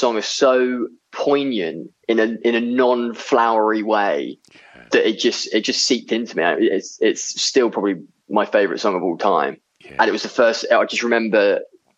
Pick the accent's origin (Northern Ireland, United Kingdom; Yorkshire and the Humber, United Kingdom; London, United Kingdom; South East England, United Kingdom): South East England, United Kingdom; Seaford; I grew up in a little town on the south coast called Seaford